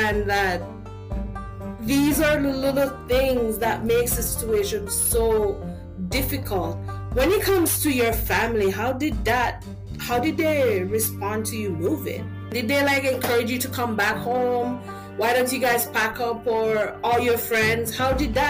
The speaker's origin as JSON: {"language": "English", "country": "Jamaica", "moved": "yes", "lives_now": "Canada", "said": "I'm from Jamaica"}